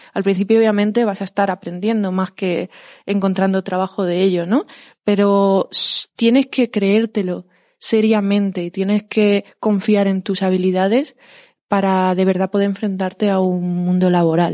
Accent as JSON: {"language": "Spanish", "town": "Huelva", "region": "Andalusia", "country": "Spain", "tie": "born or raised there", "said": "yo soy de Huelva"}